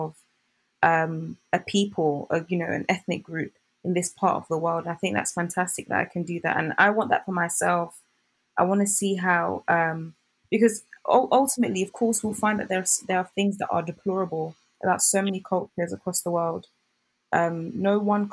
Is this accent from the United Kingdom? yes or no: yes; United Kingdom; I am a British born Nigerian babe from the Shekiri tribes